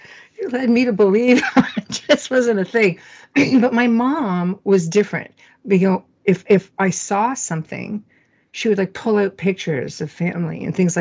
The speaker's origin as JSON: {"language": "English", "town": "Sudbury", "region": "Ontario", "country": "Canada", "tie": "born or raised there", "moved": "yes", "said": "I was born and raised in Sudbury, Ontario"}